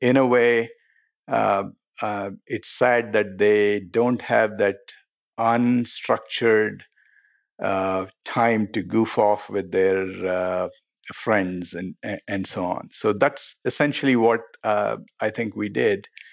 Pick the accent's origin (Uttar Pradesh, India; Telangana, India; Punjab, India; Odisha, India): Telangana, India; Hyderabad; now in United States; I grew up in a city called Hyderabad